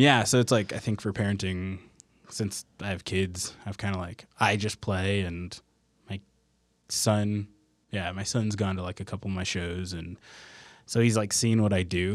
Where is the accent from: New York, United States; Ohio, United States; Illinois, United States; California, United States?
California, United States; Southern; now in Salt Lake City, United States; I grew up in Southern California